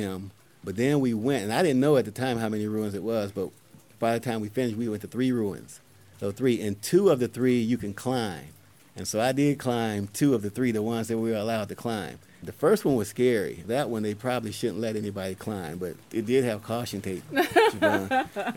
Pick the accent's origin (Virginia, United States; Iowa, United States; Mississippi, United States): Mississippi, United States; I grew up in Mississippi in the woods